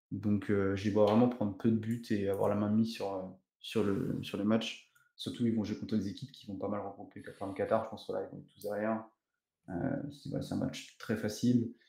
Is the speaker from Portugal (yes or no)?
yes; Portugal; parce que je suis originaire euh, du Portugal, donc j'avais un petit côté, un petit côté patrie.